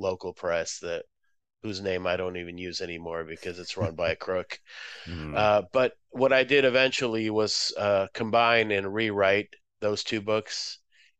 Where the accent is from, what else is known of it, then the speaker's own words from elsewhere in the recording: Boston, Massachusetts, United States; also born or lived in Moscow, Russia; now in Chicago, United States; No, I'm originally from Moscow, USSR. My family moved there, moved to the Boston area when I was seven, about